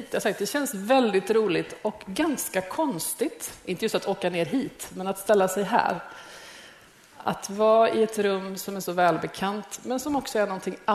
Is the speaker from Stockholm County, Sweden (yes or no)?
no; Gothenburg, Västra Götaland, Sweden; moved away as an adult; now in Malmö, Sweden; Jag kom till Malmö från Göteborg som 25-åring. Jag var ung, jag hade aldrig haft ett jobb